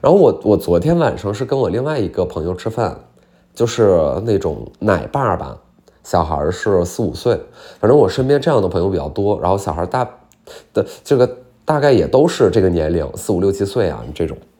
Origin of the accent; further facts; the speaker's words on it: Heilongjiang, China; 我们就是黑龙江人